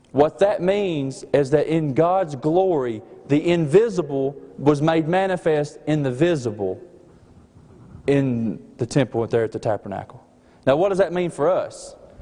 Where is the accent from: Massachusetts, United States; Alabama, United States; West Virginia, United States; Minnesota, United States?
Alabama, United States; accent: slight accent; also born or lived in Cordova, Alabama; me and Mandy, we are from the state of Alabama